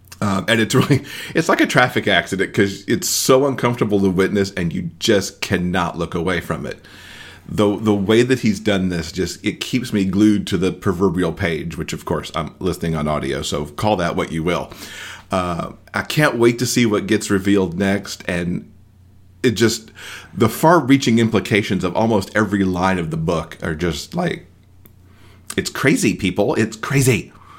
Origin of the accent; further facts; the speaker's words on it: the South, United States; I knew people like her from growing up in the South.